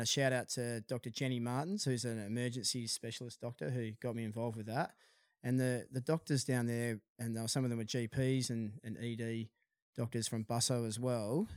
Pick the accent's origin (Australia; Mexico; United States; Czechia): Australia; Perth, Western Australia; also born or lived in Dunsborough; I hail from Florriet. in Perth, and, um, uh, we grew up surfing City Beach